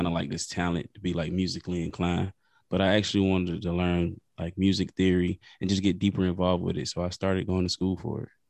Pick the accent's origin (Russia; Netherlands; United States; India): United States; Lake City, South Carolina; I'm from South Carolina, a small town, Lake City